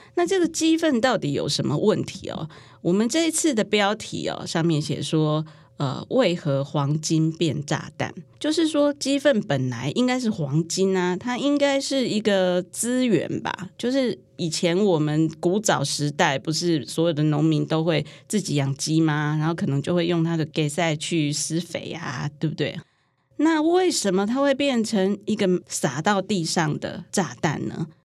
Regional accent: Taiwan; 那我们台湾人口呢，是两千三百万人

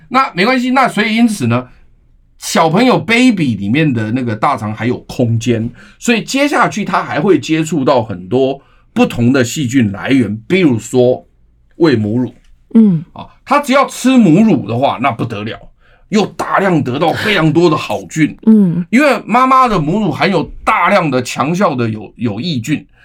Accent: Taiwan; 我们台湾人民都是非常善良优秀的人

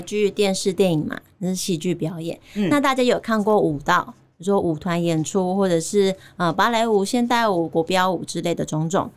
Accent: Chiayi, Taiwan; accent: Taiwanese; moved away as an adult; also born or lived in Kaohsiung / United States; 我有舞蹈跟戏剧的背景，就是嗯，呃，我是嘉义土生土长，然后我是高中的时候念嘉义舞蹈舞蹈，诶，嘉义女中的舞蹈班嗯。那大学的时候在中山大学的剧场艺术学系当表演者

